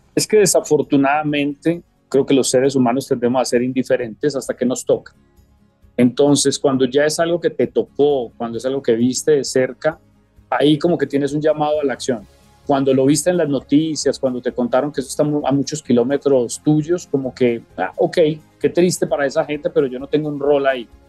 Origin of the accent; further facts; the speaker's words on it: Medellín, Antioquia, Colombia; moved away as an adult; crecimos en Medellín